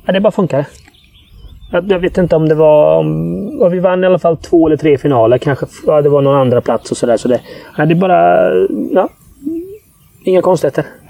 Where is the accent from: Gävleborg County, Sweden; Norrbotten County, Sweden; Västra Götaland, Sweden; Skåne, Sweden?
Västra Götaland, Sweden; Gothenburg; jag växte upp på Hisingen